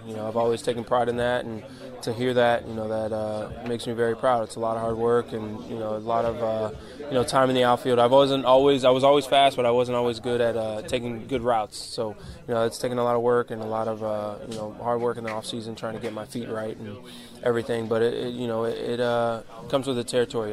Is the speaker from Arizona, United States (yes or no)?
no; Fort Lauderdale, Florida, United States; getting to play for my hometown team in front of my fan, my hometown fans and fam- family and friends